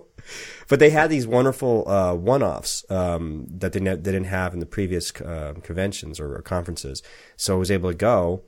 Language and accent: English; San Diego, California, United States; now in Portland, United States; I was from San Diego and spent a lot of time in L.A., mm-hmm. but we moved up here about 4 years ago